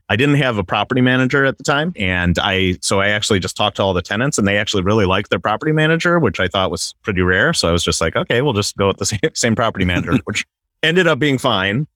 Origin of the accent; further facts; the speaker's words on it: Wisconsin, United States; now in Southern California, United States; I'm originally from Wisconsin